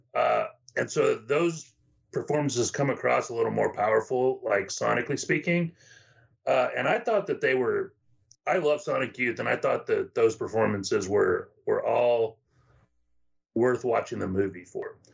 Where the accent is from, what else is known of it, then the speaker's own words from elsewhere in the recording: the Valley, Texas, United States; now in Austin, United States; I grew up in the Valley